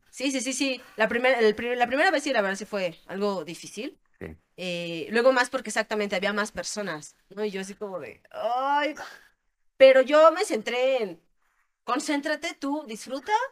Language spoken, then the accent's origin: Spanish; Querétaro, Mexico; yo soy de aquí, de Querétaro